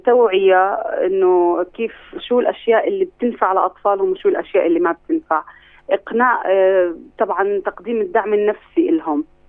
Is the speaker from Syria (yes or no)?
no; Palestine; عندنا في فلسطين